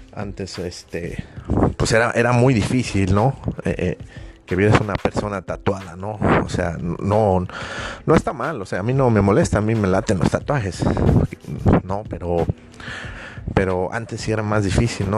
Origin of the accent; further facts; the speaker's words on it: Mexico; yo personalmente soy mexicano